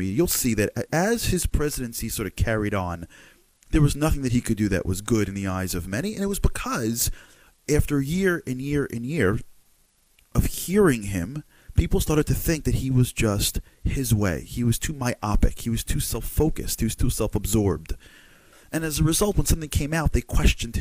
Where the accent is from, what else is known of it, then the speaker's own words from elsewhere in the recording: United States; I'm an American guy